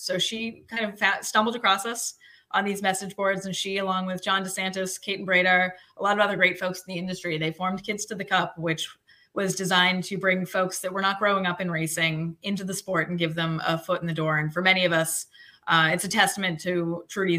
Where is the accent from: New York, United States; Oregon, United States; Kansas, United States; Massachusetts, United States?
Massachusetts, United States; Lowell; I grew up in Lowell, Massachusetts